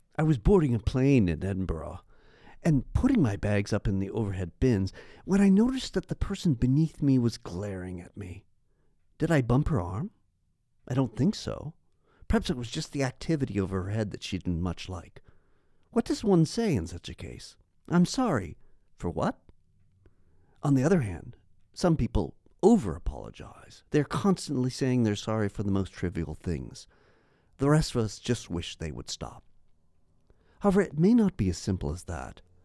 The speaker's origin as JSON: {"language": "English", "country": "Canada", "said": "As a Canadian"}